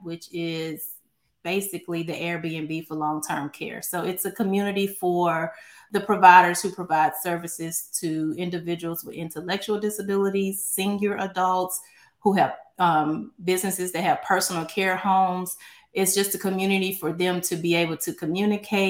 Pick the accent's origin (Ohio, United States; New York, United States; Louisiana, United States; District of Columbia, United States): Louisiana, United States; Baton Rouge; now in Houston, United States; I was born in Baton Rouge, Louisiana, but I've been here in Houston for 22 years. So I always say Louisiana made, but Texas paid.